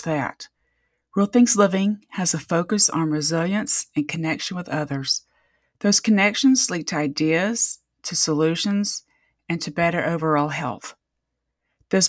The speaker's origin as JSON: {"language": "English", "area": "near Fort Benning", "region": "Georgia", "country": "United States", "tie": "born or raised there", "said": "I grew up near Fort Benning"}